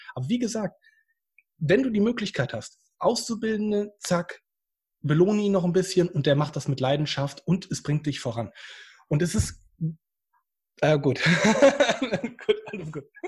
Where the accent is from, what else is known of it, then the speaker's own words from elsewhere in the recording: Hesse, Germany; now in Bad Oeynhausen, Germany; ich komme ja ursprünglich aus Hessen und gar nicht hier aus der Ostwestfalen-Region